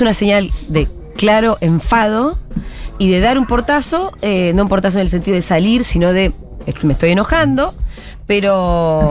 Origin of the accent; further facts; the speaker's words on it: Bariloche, Río Negro, Argentina; yo soy de Bariloche